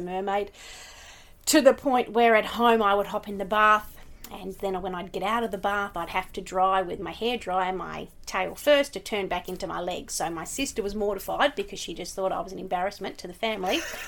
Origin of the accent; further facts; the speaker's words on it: Launceston, Tasmania, Australia; I grew up in Launceston